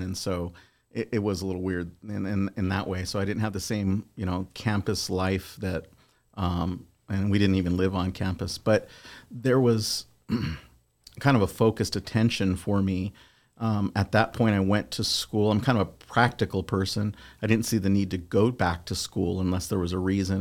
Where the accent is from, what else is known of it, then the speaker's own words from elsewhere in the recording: Southern California, United States; I'm originally from Southern California